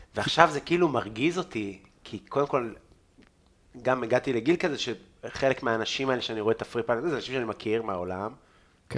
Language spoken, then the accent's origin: Hebrew; Israel; אני מפה